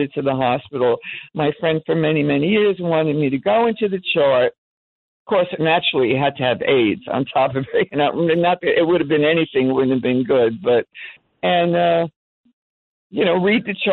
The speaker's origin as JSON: {"language": "English", "town": "New York City", "region": "New York", "country": "United States", "moved": "as an adult", "lives_now": "New Jersey, United States", "said": "I moved. That's how I wound up in New Jersey. I'm from Manhattan"}